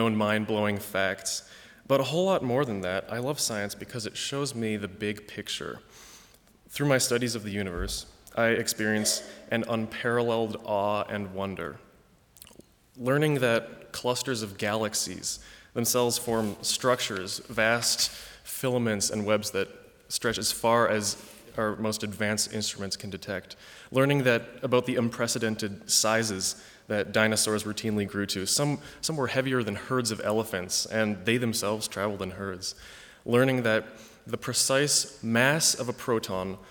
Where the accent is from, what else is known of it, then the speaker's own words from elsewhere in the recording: East Lansing, Michigan, United States; I grew up in East Lansing, Michigan, although my parents are from Canada and Hong Kong